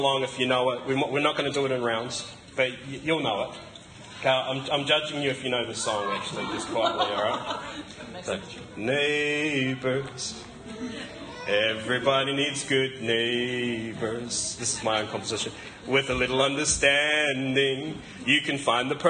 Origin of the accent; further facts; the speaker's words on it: Gore, Southland, New Zealand; now in Wanaka, New Zealand; I come from Gore